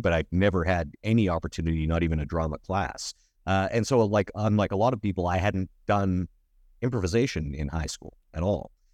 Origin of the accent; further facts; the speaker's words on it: Sedgwick, Alberta, Canada; now in Edmonton, Canada; a nerdy kid growing up in Sedgwick